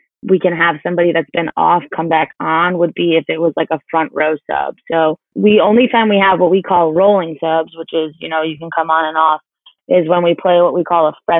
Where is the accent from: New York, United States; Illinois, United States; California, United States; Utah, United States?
New York, United States; moved away as an adult; also born or lived in South Carolina; I grew up 45 minutes outside of New York City